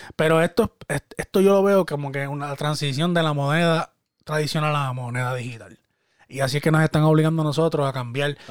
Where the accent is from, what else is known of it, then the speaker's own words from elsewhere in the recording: Puerto Rico; yo soy boricua y yo soy boricua orgullosamente y yo hablo de mi país